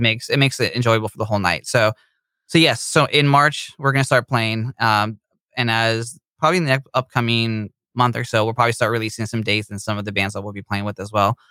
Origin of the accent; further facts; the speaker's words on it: Bay Area, California, United States; we are from the Bay Area in California